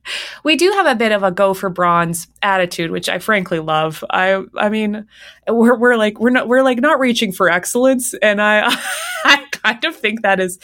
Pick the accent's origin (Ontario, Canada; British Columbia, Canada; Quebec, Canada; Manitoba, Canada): Manitoba, Canada; Winnipeg; my hometown of Winnipeg, Manitoba, had Canada's largest megachurch